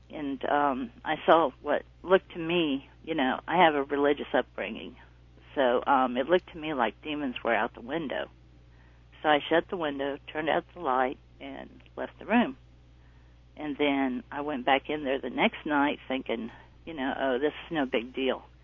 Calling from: North Carolina, United States; North Carolina.

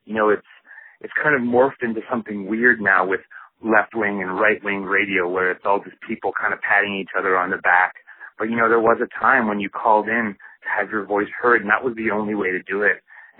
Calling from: Calgary, Alberta, Canada; I'm calling in from Calgary, Alberta, Canada.

